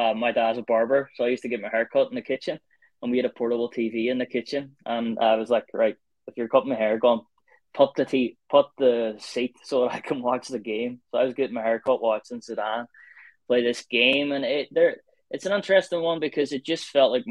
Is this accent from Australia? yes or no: no; Ireland; I'm from Ireland, I support Ireland